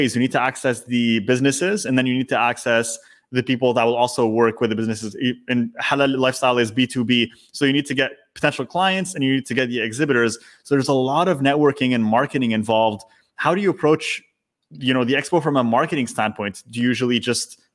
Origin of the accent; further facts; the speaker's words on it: Canada; I grew up in Canada. I was born and raised here.